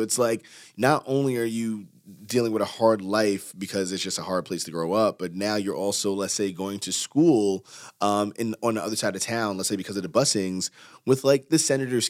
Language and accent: English; Yonkers, New York, United States; led to people being in the projects that we grew up in Yonkers